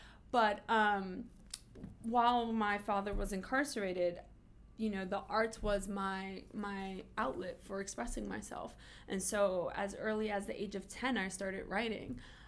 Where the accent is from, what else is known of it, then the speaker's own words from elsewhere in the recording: New York City, New York, United States; I grew up in East New York, Brooklyn. So to be a light-skinned redhead Boricua in East New York is absolutely rare.